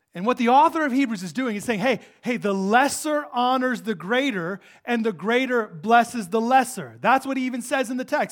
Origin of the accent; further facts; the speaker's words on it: United States; We're American.